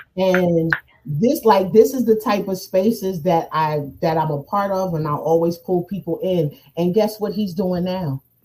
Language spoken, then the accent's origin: English; New Jersey, United States; accent: up north